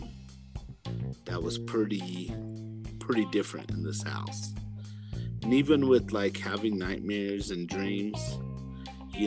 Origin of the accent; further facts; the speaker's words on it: Colorado, United States; we're from Colorado